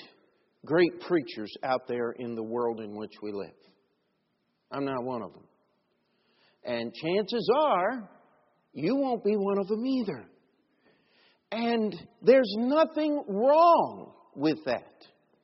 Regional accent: United States; I'm an American

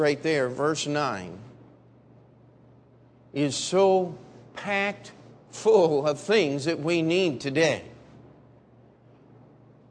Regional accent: Maryland, United States; the area where I grew up there in Maryland

